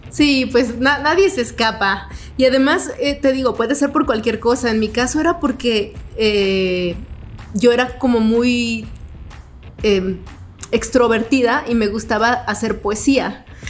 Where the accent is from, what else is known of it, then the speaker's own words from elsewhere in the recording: Guerrero, Mexico; mi papá en ese tiempo era un político y pues conocido ahí en mi pueblo, en el estado de Guerrero